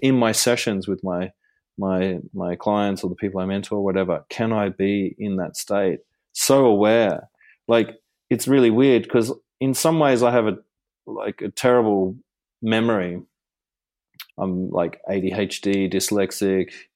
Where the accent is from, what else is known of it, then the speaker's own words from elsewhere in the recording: Gold Coast, Queensland, Australia; when I was growing up on the Gold Coast